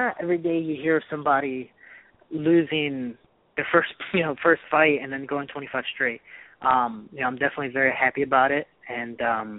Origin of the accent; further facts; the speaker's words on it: Chicago, Illinois, United States; moved away as an adult; also born or lived in Missouri; where I'm from Chicago